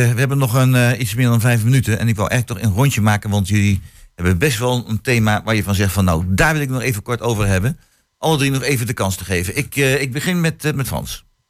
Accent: The Hague, South Holland, Netherlands; also born or lived in Twente; now in Hengelo, Netherlands; ik kom oorspronkelijk, lang geleden, hè, dus 51 eh, jaar geleden, kom ik uit, ja, sorry ik het zeggen moet, ik kom uit Den Haag.

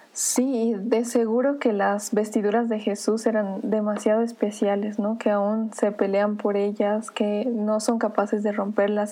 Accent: Bolivia; como boliviana

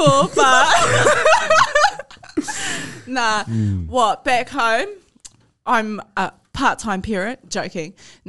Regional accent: Flaxmere, Hawke's Bay, New Zealand; Well, I come from Highbury. I come from Highbury, Flaxmere and Rudders.

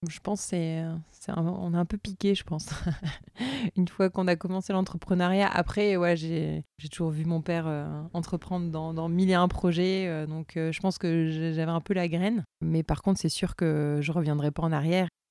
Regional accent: Toulouse, Occitania, France; moved away as an adult; now in Loire, France; j'étais originaire du Tarn euh, de Toulouse

